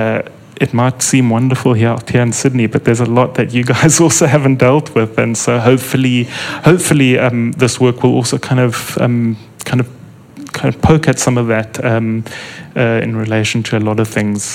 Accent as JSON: {"language": "English", "country": "South Africa", "said": "as an English-speaking South African"}